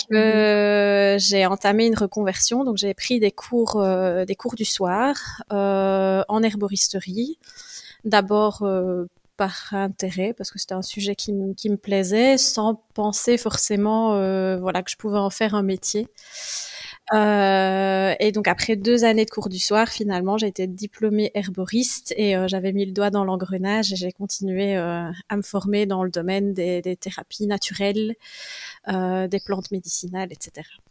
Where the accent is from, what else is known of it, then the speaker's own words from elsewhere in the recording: Welkenraedt, Wallonia, Belgium; also born or lived in Liège; j'ai grandi à Welkenra. Donc, c'est un petit village de la province de Liège